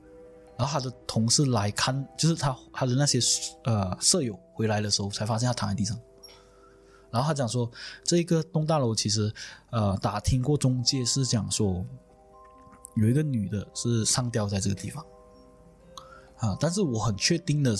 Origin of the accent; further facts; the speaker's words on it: Malaysia; 哪哪怕是我们马来西亚人呐、在国外他们会呃比较容易对老乡讲很多东西